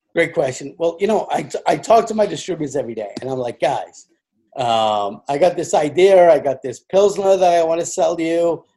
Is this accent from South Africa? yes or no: no; England, United Kingdom; moved away as an adult; now in United States; I'm an Englishman. I was born in England.